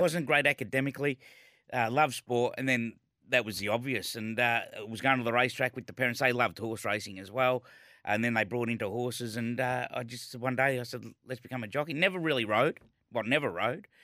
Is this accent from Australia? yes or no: yes; Melbourne, Victoria, Australia; Born and bred in East Malvern, round the corner from Caulfield